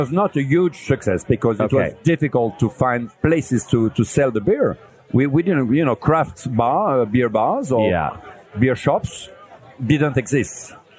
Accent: Lille, Hauts-de-France, France; I'm from Lille, from northern France.

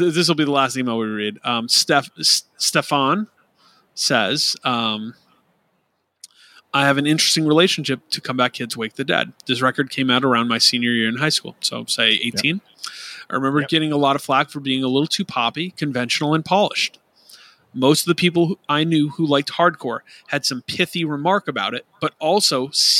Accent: Midwest, United States; Growing up in the Midwest, I saw this band at least once a year between 2005 and 2010.

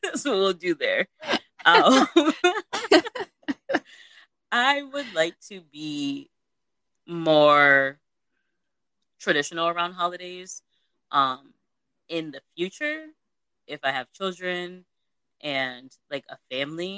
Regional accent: United States; growing up in America, you're Americanized

